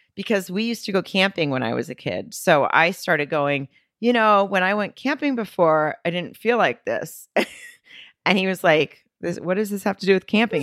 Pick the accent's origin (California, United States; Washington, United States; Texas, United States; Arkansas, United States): Arkansas, United States; now in Los Angeles, United States; I'm from Arkansas.